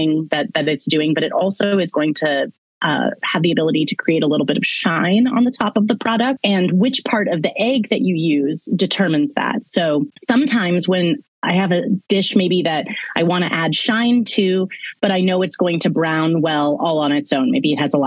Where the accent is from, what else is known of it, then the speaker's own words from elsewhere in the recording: Lawrence, Kansas, United States; Haskell, which is an amazing university in my hometown of Lawrence